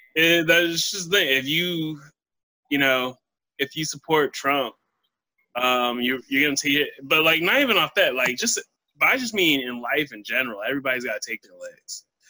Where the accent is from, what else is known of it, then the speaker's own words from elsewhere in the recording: United States; being an American